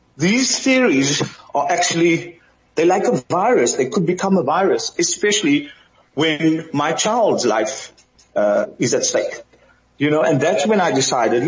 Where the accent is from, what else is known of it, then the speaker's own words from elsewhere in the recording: Cape Town, Western Cape, South Africa; also born or lived in Thailand; now in Philippines; I'm from the Kaapse Vlakte.